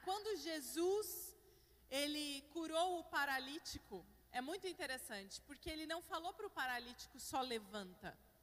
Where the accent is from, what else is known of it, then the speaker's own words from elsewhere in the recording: Curitiba, Paraná, Brazil; moved away as an adult; also born or lived in United States; now in São Paulo, Brazil; Eu de fato sou de Curitiba, gente, mas recentemente me mudei para São Paulo